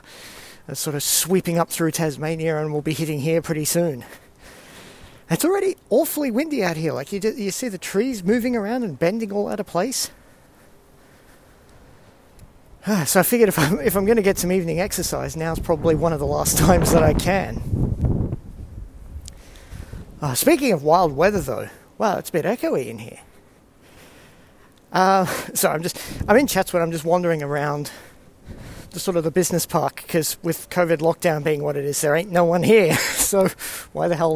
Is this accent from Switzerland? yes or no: no; Singapore; now in Sydney, Australia; I grew up in Singapore. I'm used to tropical storms